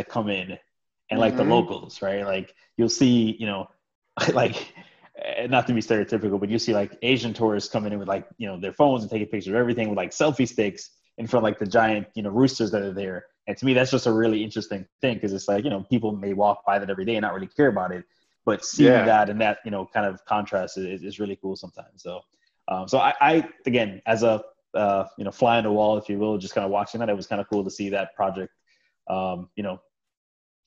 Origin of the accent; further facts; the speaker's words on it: Jamaica; moved away; I was born in Jamaica